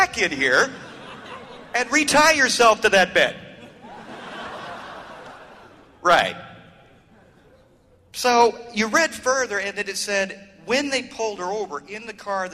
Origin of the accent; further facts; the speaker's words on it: Orlando, Florida, United States; I'm from Orlando, Florida